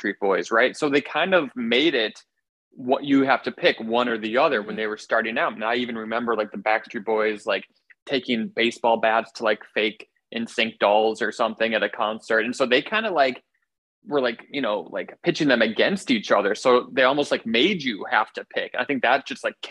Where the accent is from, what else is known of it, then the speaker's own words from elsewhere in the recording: Milwaukee, Wisconsin, United States; now in New York City, United States; I grew up in Milwaukee